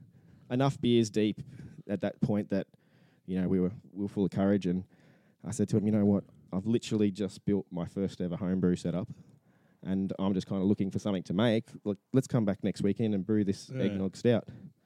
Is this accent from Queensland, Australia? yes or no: yes; Gold Coast, Queensland, Australia; I was born and bred on the Gold Coast, and there's not many of us like that.